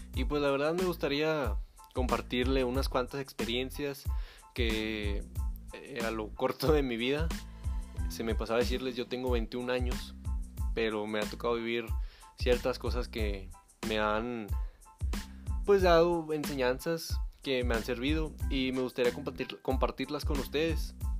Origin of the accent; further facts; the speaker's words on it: Monterrey, Nuevo León, Mexico; yo soy originario y actualmente vivo en la ciudad de Monterrey, en el estado de Nuevo León, en México